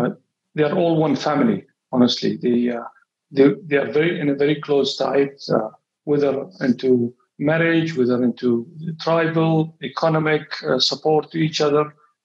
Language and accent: English; Riyadh, Riyadh Province, Saudi Arabia; moved away as an adult; also born or lived in Eastern Province, Saudi Arabia; now in Bahrain; Yes. I grew up in Riyadh. Our family is one of the oldest families in Riyadh. We are about 1,500 people today in Riyadh. And I did my high school in Riyadh. Then I moved to the Eastern Province